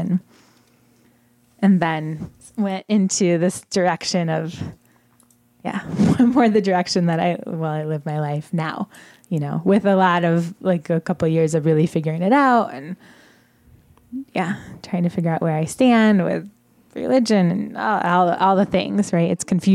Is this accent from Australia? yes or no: no; Southwest Michigan, United States; moved away; I grew up in Southwest Michigan in a really, really conservative, very religious household